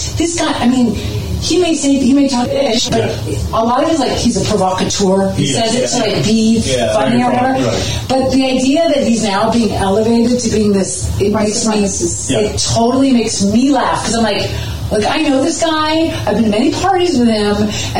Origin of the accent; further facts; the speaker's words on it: New York City, New York, United States; I'm from New York City